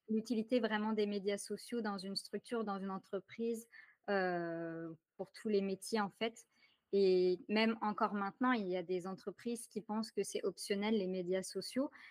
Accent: France; accent: French; now in Ottawa, Canada; Je vis présentement à Ottawa. Donc, je vis au Canada, malgré mon accent très ah! français

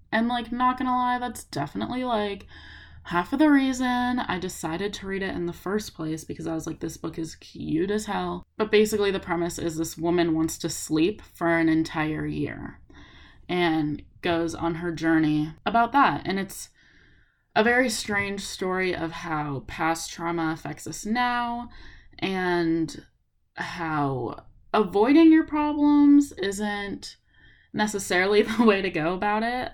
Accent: Los Angeles, California, United States; also born or lived in Tacoma, Washington; I go to school in Washington, but I'm from Los Angeles

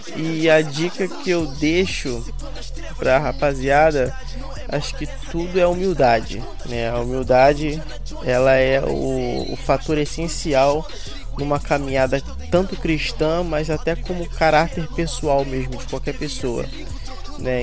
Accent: Rio de Janeiro, Brazil; Eu sou do Rio de Janeiro, Brás de Pina, né? Zona Norte do Rio de Janeiro

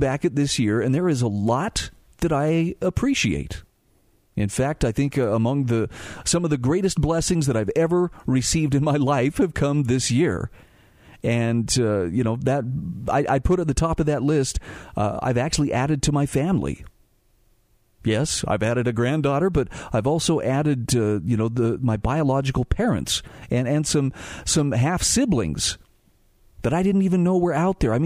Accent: Salt Lake City, Utah, United States; I was lucky enough as a kid growing up in Salt Lake City to be able to regularly go to Sugar House Park

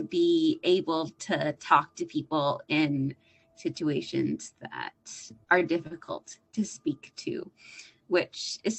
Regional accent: Toronto, Ontario, Canada; I'm a nurse from Toronto, Canada.

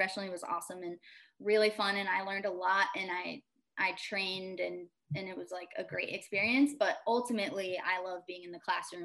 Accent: South Windsor, Connecticut, United States; I grew up in South Windsor, Connecticut

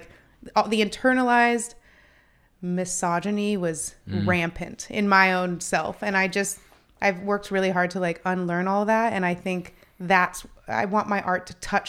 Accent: Phoenix, Arizona, United States; I look back on like growing up in Phoenix and, you know, that it's a different world even from

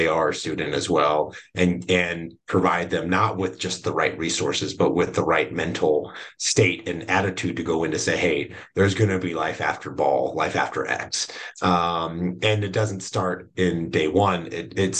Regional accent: Chicago, Illinois, United States; moved away; I grew up in the Chicago area, like in my really like elementary formative years outside of Chicago

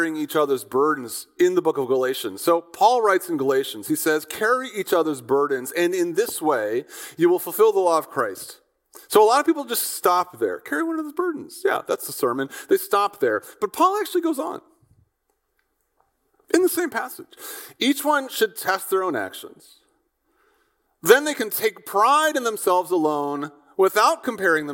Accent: Midwest, United States; I'm an American from the conservative Midwest

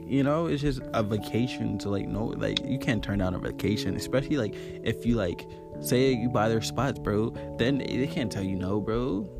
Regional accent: Maryland, United States; And I'm from Maryland.

